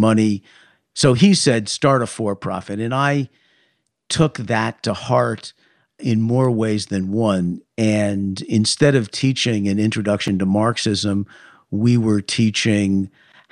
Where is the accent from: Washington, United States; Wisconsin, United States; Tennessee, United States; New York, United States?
New York, United States; New York City; moved away as an adult; also born or lived in Toronto; I grew up on Park Avenue, which is a very fancy street in Manhattan.